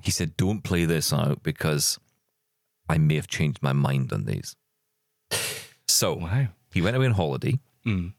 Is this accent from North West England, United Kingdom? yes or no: no; Scotland, United Kingdom; I'm Scottish